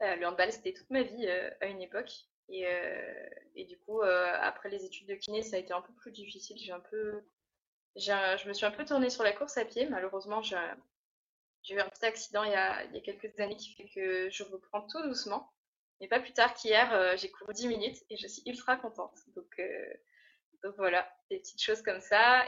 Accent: Burgundy, Bourgogne-Franche-Comté, France; moved away as an adult; now in Réunion, France; je viens de Bourgogne initialement et je suis partie à y 5 ans sur l'île de la Réunion

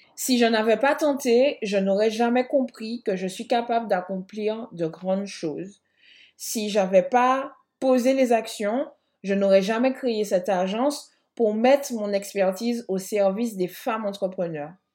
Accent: Martinique, France; je suis martiniquaise

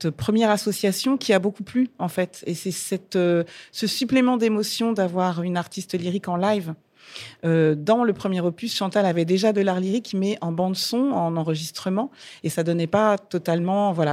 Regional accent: Martinique; moi, je suis chanteuse lyrique, mais je suis martiniquaise.

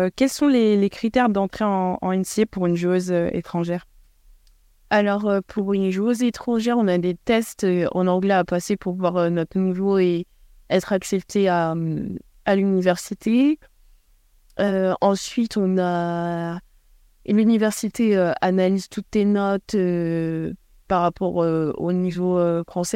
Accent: Paris, Île-de-France, France; moved away as an adult; now in Rhode Island, United States; je suis parisienne, donc je je m'éloignais pas trop de chez moi

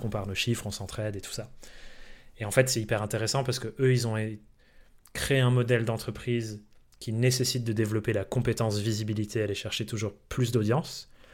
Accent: France; also born or lived in England; je suis anglais euh, de naissance, mais j'ai grandi en France

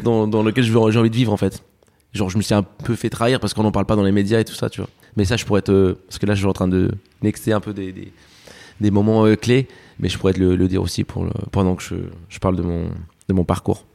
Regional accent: France; also born or lived in Alicante, Spain; je suis né à Alicante, je suis arrivé en France euh, à mes 7 ans

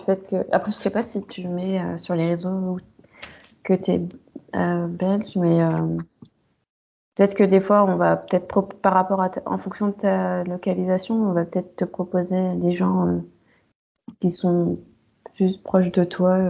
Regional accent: France; j'ai pas grandi au Cameroun. Enfin, je suis née, j'ai vécu en France, mais j'y suis allée que deux fois.

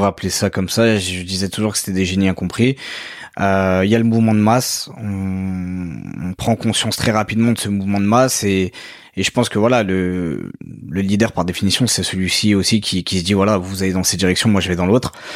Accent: France; also born or lived in Mauritius / Paris; moi j'ai évolué en France, j'ai grandi en France, je continue à, vivre dans ce pays-là.

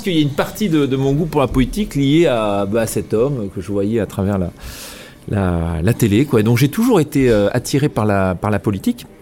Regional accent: Bordeaux, Nouvelle-Aquitaine, France; moi je suis bordelais. Je suis né ici, j'ai grandi ici.

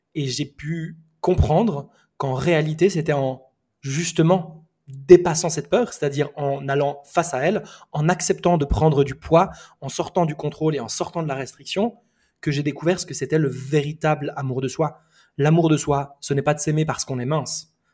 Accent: Switzerland; also born or lived in Lebanon; now in Bali, Indonesia; Je suis né euh, au Liban, j'ai grandi en Suisse et aujourd'hui je vis à Bali

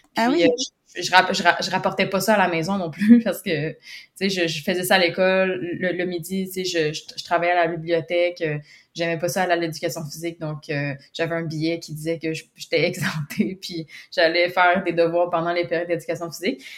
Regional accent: Quebec, Canada; j'habite au Québec, Canada. je suis née au Québec, je, suis encore au Québec

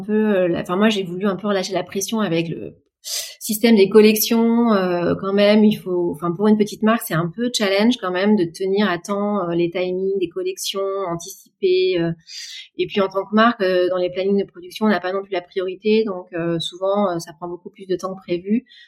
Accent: France; chez nous en France

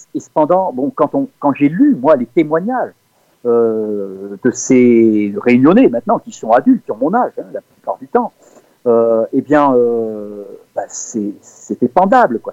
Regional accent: Tourcoing, Hauts-de-France, France; now in Cévennes, France; je suis né dans le Nord, à Tourcoing exactement, et, mm, mais cela fait maintenant 45 ans que je vis dans les Cévennes.

